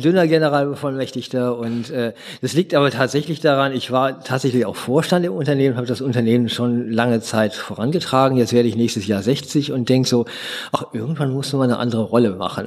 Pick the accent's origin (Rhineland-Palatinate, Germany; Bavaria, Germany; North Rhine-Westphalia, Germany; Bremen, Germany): North Rhine-Westphalia, Germany; Essen; also born or lived in Duisburg; now in Berlin, Germany; Ich bin in Essen geboren